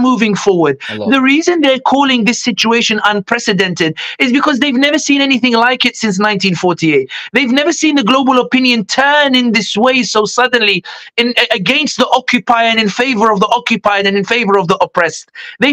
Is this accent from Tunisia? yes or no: yes; Sidi Bouzid, Sidi Bouzid Governorate, Tunisia; now in London, United Kingdom; I'm originally from Tunisia, I'm from Sidi Bouzid, where Arab Spring began.